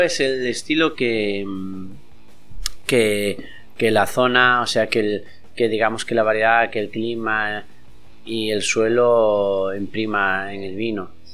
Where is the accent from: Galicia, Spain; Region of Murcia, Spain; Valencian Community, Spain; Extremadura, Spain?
Galicia, Spain; Castrelo; mi pueblo